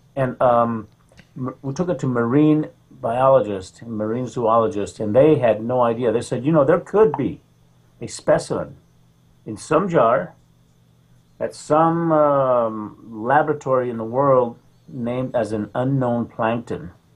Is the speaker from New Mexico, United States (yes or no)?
yes; Roswell, New Mexico, United States; now in Mission Hills, United States; I was uh, raised in Roswell, New Mexico. I'm from Roswell, the epicenter of UFOs.